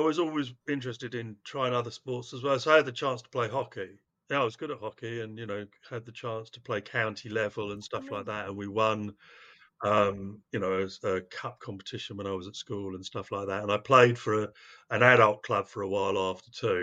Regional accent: London, United Kingdom; also born or lived in Cardiff / Cheam; I'm from Cardiff. I was born in Cardiff, and we moved to London when I was quite young for my dad's work

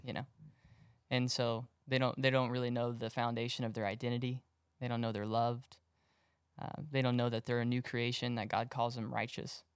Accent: Magnolia, Texas, United States; I grew up in Magnolia, out in the woods.

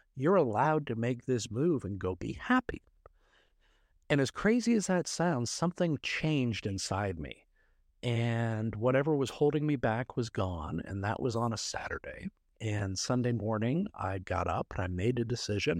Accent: Canada; now in Dallas, United States; I'm from Canada originally

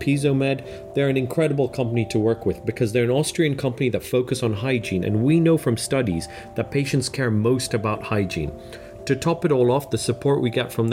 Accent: Kenya; moved away as an adult; now in United Kingdom; I grew up in Kenya and I came over here for university and I'm now British

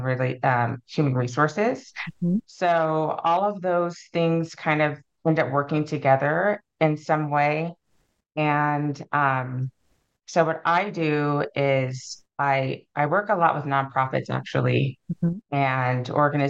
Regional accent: Alaska, United States; I'm from Alaska, was born and raised

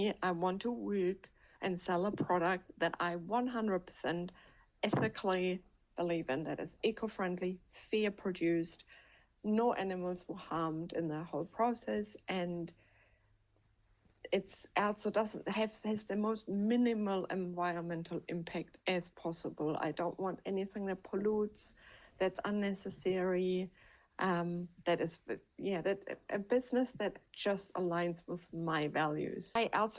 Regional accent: Germany; moved away; I'm from Germany

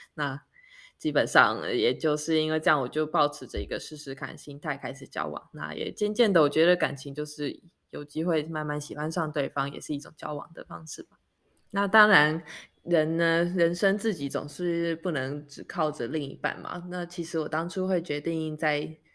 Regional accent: Taiwan; moved away as an adult; now in Sweden; 我们是台湾人，然后嗯。我们的爸妈都还在台湾生活，所以我们的时区都是以台湾为基准

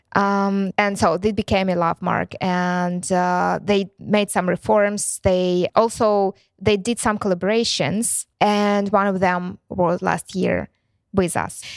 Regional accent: Ukraine; English is a second language; also born or lived in Luhansk; they asked me if I'm from Ukraine. And I said, "Yes."

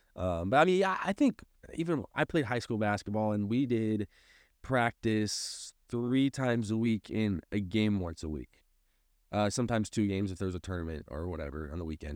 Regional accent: St. Louis, Missouri, United States; moved away as an adult; now in Springfield, United States; I grew up in Saint Louis, which is a heavily Catholic town

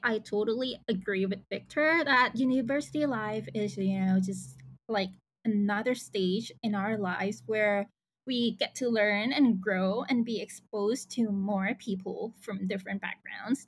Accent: Thailand; also born or lived in United Kingdom; I was born and raised in Thailand

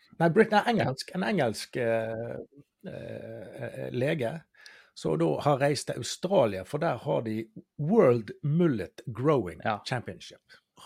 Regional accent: Bergen, Vestland, Norway; vi er, som bergensere

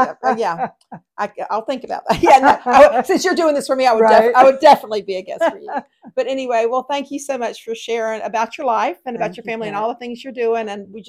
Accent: Greenville, South Carolina, United States; now in Pawleys Island, United States; I'm originally from Greenville, South Carolina

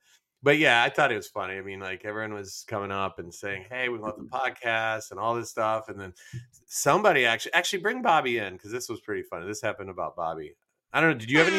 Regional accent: Midwest, United States; accent: Midwest; I have a Midwest accent.

